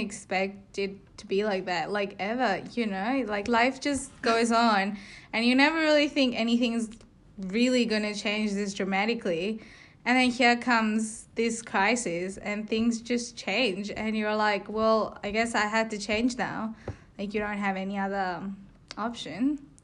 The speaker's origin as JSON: {"language": "English", "country": "India", "moved": "as an adult", "lives_now": "Melbourne, Australia", "said": "I'm from India. I moved to Australia about three years ago to study"}